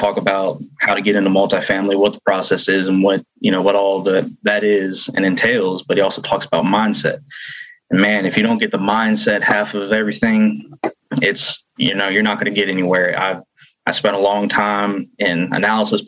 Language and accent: English; Cincinnati, Ohio, United States; moved away as an adult; now in Tulsa, United States; I'm originally from Cincinnati, Ohio. I live in Tulsa, Oklahoma now.